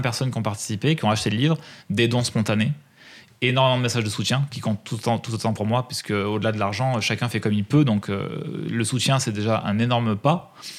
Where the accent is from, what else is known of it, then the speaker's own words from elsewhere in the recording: Drôme, Auvergne-Rhône-Alpes, France; je suis né dans la Drôme